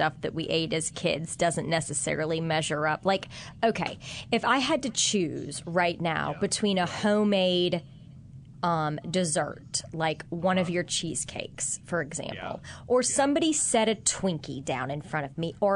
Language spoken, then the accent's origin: English; Kansas, United States; now in New Orleans, United States; I had in school growing up in Kansas